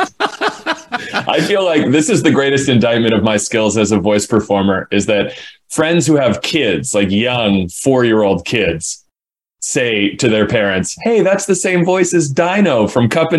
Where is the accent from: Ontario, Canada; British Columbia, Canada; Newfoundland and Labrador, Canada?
British Columbia, Canada; New Westminster; moved away as an adult; also born or lived in Vancouver / Halifax; I grew up in New Westminster, BC. I lived in BC, mostly in Vancouver until I was 22